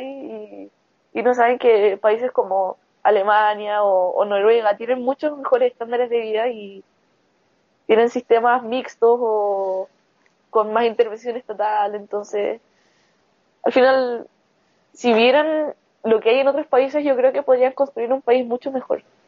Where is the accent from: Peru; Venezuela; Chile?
Chile; mi país